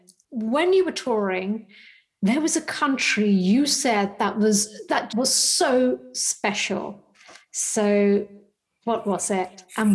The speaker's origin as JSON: {"language": "English", "town": "Birmingham", "region": "West Midlands", "country": "United Kingdom", "tie": "born or raised there", "said": "And I grew up in Birmingham, but family now live in Dubai."}